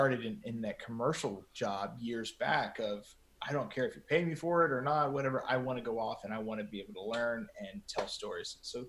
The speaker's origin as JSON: {"language": "English", "town": "San Angelo", "region": "Texas", "country": "United States", "tie": "born or raised there", "said": "So I was actually asked to be a news director in my hometown, San Angelo."}